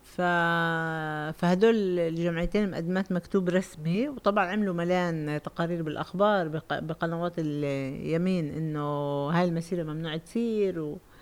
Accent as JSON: {"language": "Arabic", "town": "Lod", "region": "Central District", "country": "Israel", "said": "اللد هي اللي في لسه عليها عنا معركه بالهويه"}